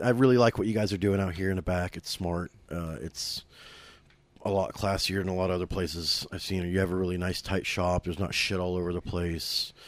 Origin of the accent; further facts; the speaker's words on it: Oklahoma City, Oklahoma, United States; born and raised in Oklahoma City